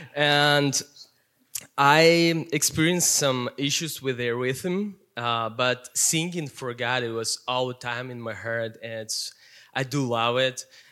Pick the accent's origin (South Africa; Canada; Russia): Russia; Siberia; English is a second language; now in Minnesota, United States; I grew up in Russia, Siberia, coldest place in the world.